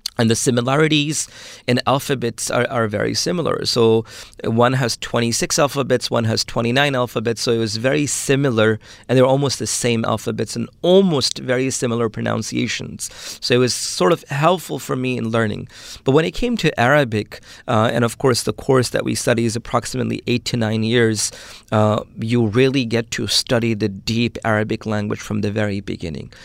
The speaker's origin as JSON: {"language": "English", "town": "New York City", "region": "New York", "country": "United States", "tie": "born or raised there", "also_born_or_lived": "Pakistan", "first_language": "Urdu", "second_language": "English", "said": "I'm raised, uh, in Brooklyn, New York"}